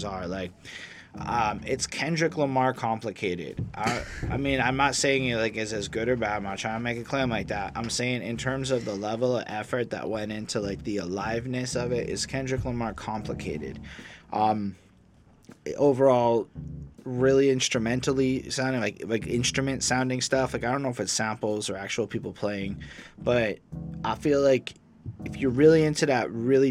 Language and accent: English; Montreal, Quebec, Canada; I come from Montreal